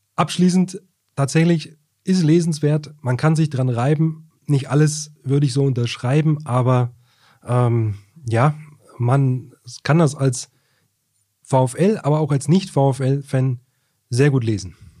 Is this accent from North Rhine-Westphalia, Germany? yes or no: no; Wolfsburg, Lower Saxony, Germany; Ich bin ja auch gebürtiger Wolfsburger